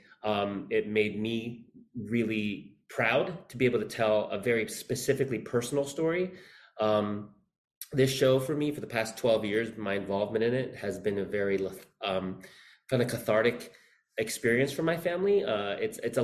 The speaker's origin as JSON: {"language": "English", "region": "Northern Virginia", "country": "United States", "tie": "born or raised there", "also_born_or_lived": "Philippines / Queens, New York", "said": "my mom got a job in DC, so I grew up in Northern Virginia"}